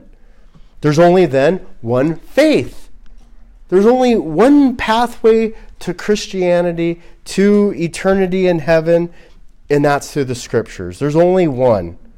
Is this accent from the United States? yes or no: yes; Glendale, California, United States; I grew up in Glendale, and we had a lot of Armenians